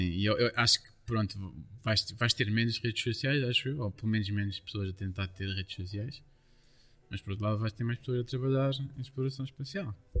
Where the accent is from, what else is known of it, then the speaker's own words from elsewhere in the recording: Lourinhã, Lisbon, Portugal; also born or lived in Caldas da Rainha; existe uma terra perto da minha, de onde eu nasci, que se chama Marteleira